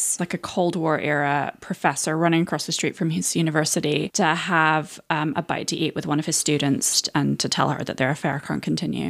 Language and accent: English; United Kingdom; I'm British.